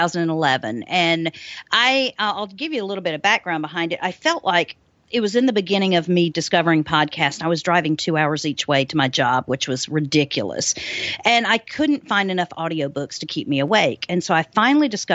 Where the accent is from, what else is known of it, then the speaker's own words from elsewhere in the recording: South Carolina, United States; moved away as an adult; also born or lived in Alabama; now in Key West, United States; I'm from originally from Alabama, lived most of my life in South Carolina